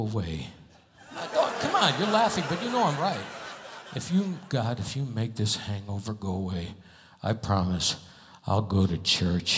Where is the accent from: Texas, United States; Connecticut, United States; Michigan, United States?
Connecticut, United States; moved away; I'm from Connecticut.